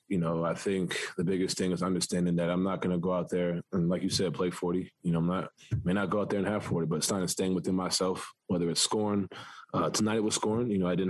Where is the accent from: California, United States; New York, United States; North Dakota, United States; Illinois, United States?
New York, United States; New York City; growing up in New York, I'm playing basketball, you know, in the city, that's every day, you know.